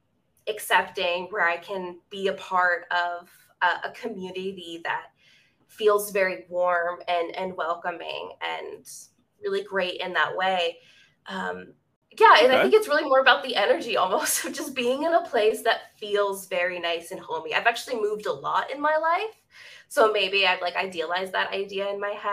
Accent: Central Texas, United States; also born or lived in Northeast USA; I live in Central Texas

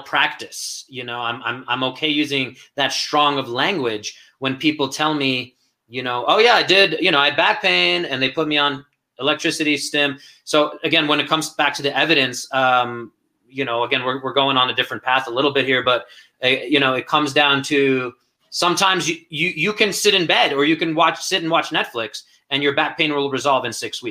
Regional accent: New York City, New York, United States; moved away; I come from Brooklyn and down in Brighton Beach area

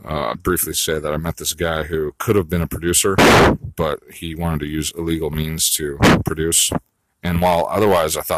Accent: California, United States; I grew up in California

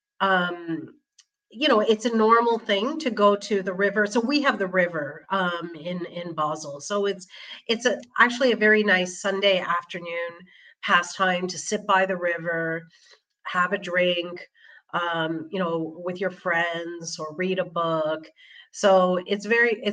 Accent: Toronto, Ontario, Canada; moved away as an adult; now in Switzerland; born and brought up in Toronto, Canada

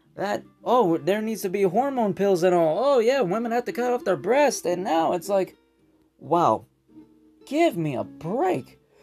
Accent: United States; I'm an American.

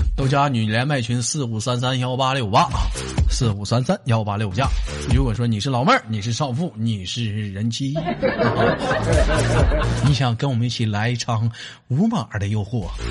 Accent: Northeast China, China; 出身在东北

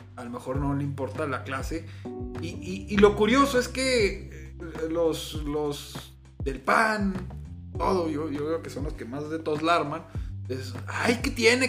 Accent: Ciudad Juárez, Chihuahua, Mexico; así como somos mexicanos, somos chihuahuenses

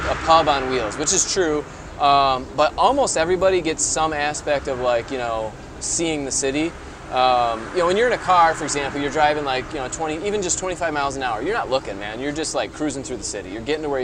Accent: Michigan, United States; also born or lived in Indianapolis; we're both from Michigan.

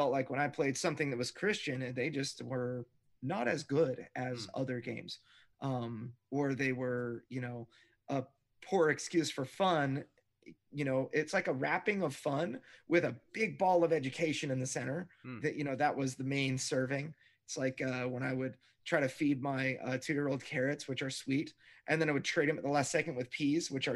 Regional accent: Fallbrook, California, United States; my hometown, Fallbrook

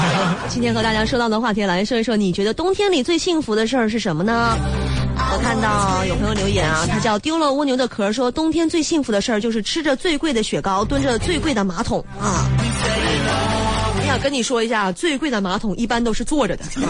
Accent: Northeast China, China; 我作为一个东北人啊

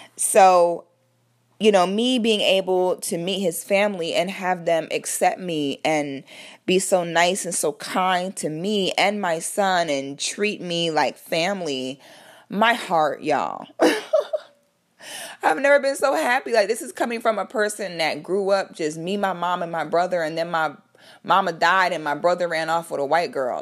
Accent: Orlando, Florida, United States

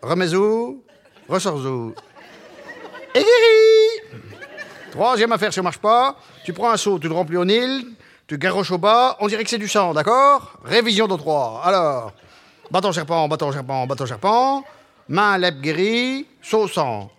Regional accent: Vendée, Pays de la Loire, France; first language Patois; French is a second language; l'enfant de cette Vendée de paysans catholiques

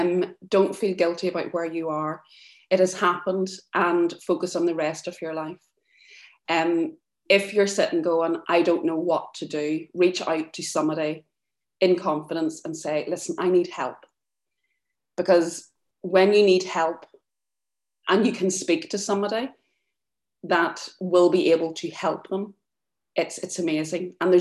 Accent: Ireland; We're from Ireland, it's there, like, that's the way that we're brought up.

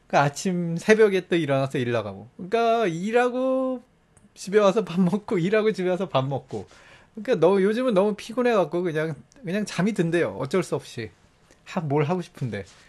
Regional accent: South Korea; moved away; 전 한국 사람이니까

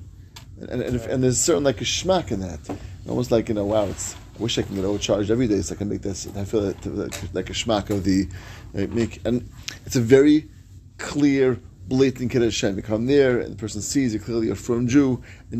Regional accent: New York, United States; moved away; as a New Yorker

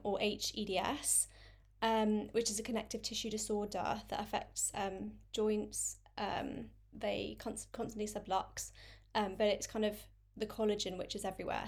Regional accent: London, United Kingdom; I'm twenty-six, um, and I'm from London.

